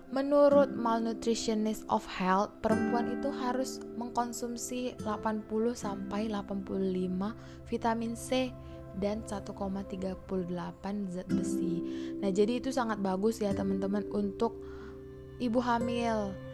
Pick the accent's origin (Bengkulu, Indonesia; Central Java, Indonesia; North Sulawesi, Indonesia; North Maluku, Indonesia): Bengkulu, Indonesia; Arga Makmur; saya mengambil dari daerah saya sendiri yaitu Arga Makmur, kota tercinta Bengkulu Utara.